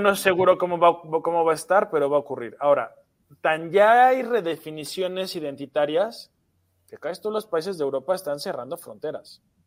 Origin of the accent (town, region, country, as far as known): Mexico